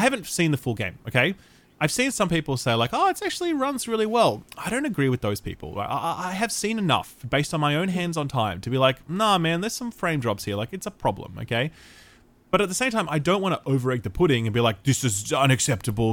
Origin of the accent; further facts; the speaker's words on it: Australia; I'm allowed to say that as an Australian